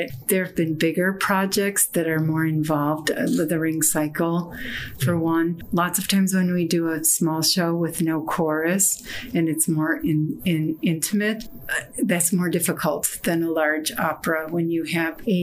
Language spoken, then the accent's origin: English; Chicago, Illinois, United States; also born or lived in East Coast; I grew up in Chicago